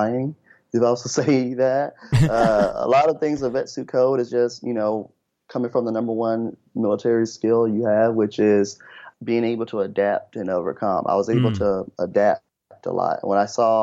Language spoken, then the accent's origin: English; Memphis, Tennessee, United States; I'm originally from Memphis, Tennessee